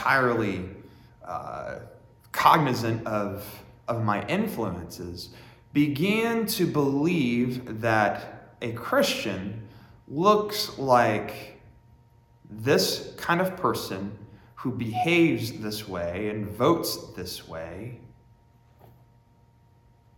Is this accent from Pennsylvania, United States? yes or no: yes; Warren, Pennsylvania, United States; I grew up in Warren, Pennsylvania